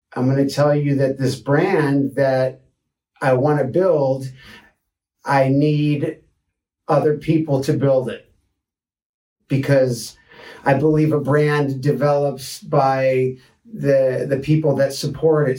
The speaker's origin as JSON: {"language": "English", "town": "Detroit", "region": "Michigan", "country": "United States", "tie": "born or raised there", "also_born_or_lived": "Boulder, Colorado", "moved": "as an adult", "lives_now": "Santa Barbara, United States", "said": "I was born in Detroit, Michigan 44 years ago"}